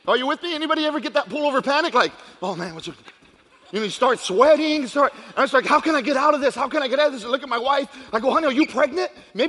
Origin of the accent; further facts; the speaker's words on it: Fort Bragg, North Carolina, United States; also born or lived in Panama; I grew up in Fort Bragg, North Carolina. I was born in Panama. Grew up in Fayetteville, Fort Bragg, North Carolina. I'm a military brat.